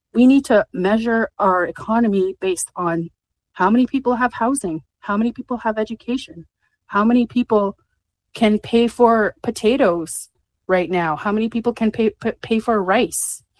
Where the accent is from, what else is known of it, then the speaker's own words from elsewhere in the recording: Alberta, Canada; I come from Alberta, where a lot of my family has worked in the oil industry